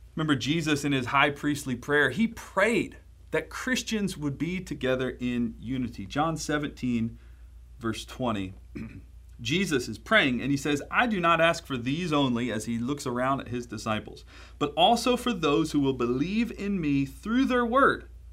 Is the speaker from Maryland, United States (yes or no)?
yes; Baltimore, Maryland, United States; I'm from Baltimore, Maryland